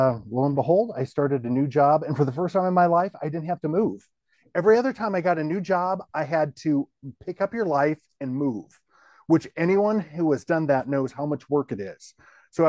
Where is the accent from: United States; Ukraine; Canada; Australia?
United States; Minnesota; now in Tennessee, United States; I'm a Midwesterner by birth, a Minnesota person.